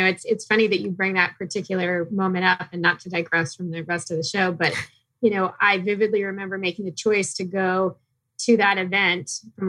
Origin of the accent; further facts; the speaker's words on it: Phoenix, Arizona, United States; also born or lived in San Diego; Born and raised in Phoenix. I migrated over to San Diego for college in the late 90s and stayed there working for Ernst & Young in the public accounting sector for a while.